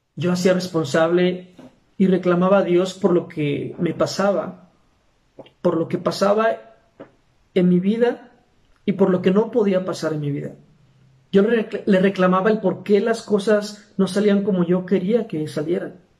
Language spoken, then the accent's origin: Spanish; Aguascalientes, Mexico; soy de Aguascalientes, México